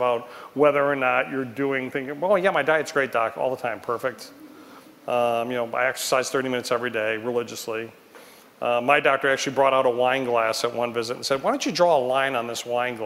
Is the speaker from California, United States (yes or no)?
no; Detroit, Michigan, United States; in Detroit, my hometown